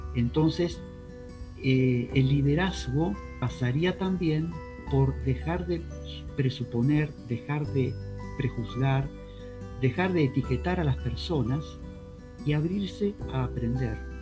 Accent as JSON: {"language": "Spanish", "country": "Argentina", "also_born_or_lived": "Spain", "said": "yo como argentino que soy también, aparte de español"}